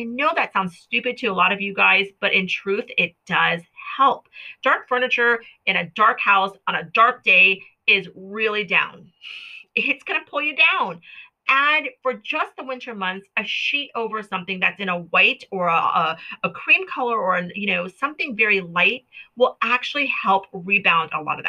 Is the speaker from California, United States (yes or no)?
no; Hawaii, United States; also born or lived in Florida; now in Washington State, United States; I grew up in Hawaii. I grew up in Florida. My family was a military family, you know, to maximize where we were stationed. We traveled a lot in the country in which we were at. So moving to Washington State has really stifled that outdoor personality in myself.